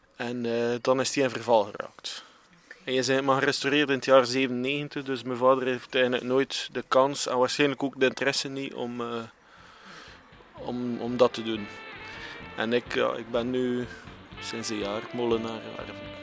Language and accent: Dutch; Wervik, Flanders, Belgium; we zijn alle drie van Wervik